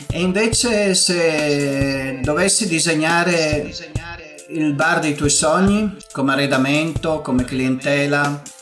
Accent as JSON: {"language": "Italian", "region": "Friuli-Venezia Giulia", "country": "Italy", "said": "io sono un friulano che lavora spesso in Veneto."}